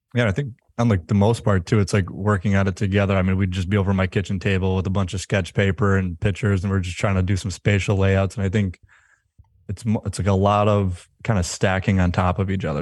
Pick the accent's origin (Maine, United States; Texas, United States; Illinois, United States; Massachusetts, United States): Massachusetts, United States; Western; we're remote, we're from Western Mass